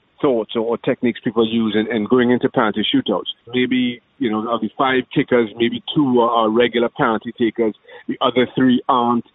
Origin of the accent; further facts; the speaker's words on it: Trinidad & Tobago; moved away; Growing up in Trinidad and Tobago